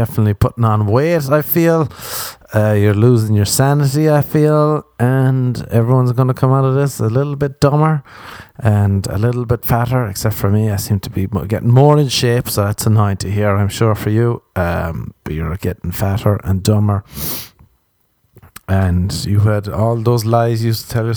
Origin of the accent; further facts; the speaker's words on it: Ireland; I grew up in Ireland